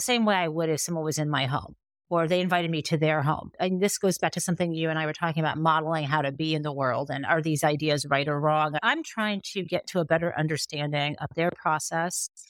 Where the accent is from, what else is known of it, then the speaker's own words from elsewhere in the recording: Michigan, United States; I'm from Michigan, right? Like, I'm a Midwesterner